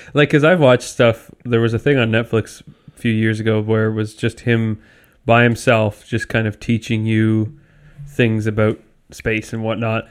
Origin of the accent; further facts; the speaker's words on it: Canada; I'm Canadian.